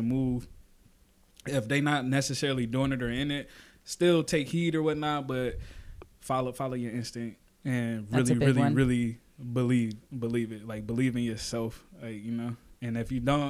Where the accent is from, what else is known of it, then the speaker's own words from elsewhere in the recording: Niagara Falls, New York, United States; now in Corpus Christi, United States; I'm from Niagara Falls, New York